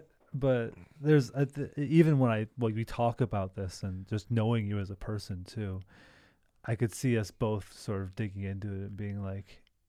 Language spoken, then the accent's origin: English; Great Lakes, United States; I grew up, it's not the same hot beach, but I grew up on Lake Michigan.